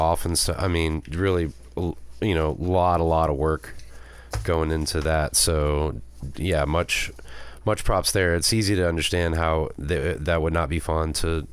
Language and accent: English; United States; I'm from America